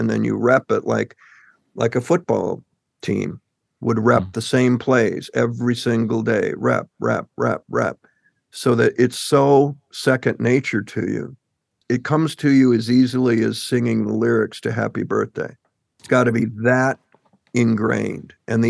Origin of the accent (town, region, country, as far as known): Michigan, United States